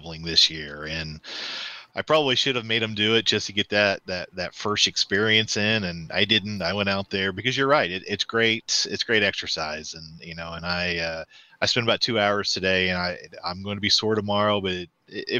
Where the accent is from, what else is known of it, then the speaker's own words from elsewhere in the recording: Northeast Oklahoma, United States; I grew up here in Northeast Oklahoma.